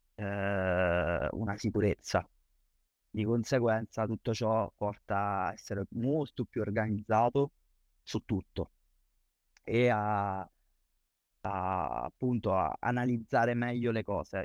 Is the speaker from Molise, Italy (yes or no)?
yes; Campobasso, Molise, Italy; meno male che sono nato in provincia, perché Campobasso è il capoluogo